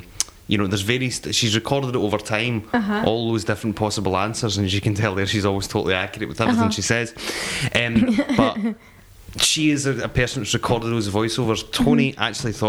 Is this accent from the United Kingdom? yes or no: yes; Scotland, United Kingdom; accent: Scottish; I hope you can understand my Scottish accent okay.